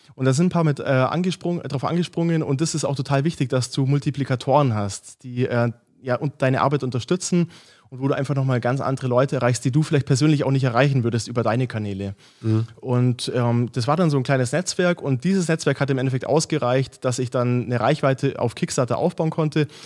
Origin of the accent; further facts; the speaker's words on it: Augsburg, Bavaria, Germany; now in Munich, Germany; ich komme ursprünglich aus Augsburg, äh, mittlerweile in München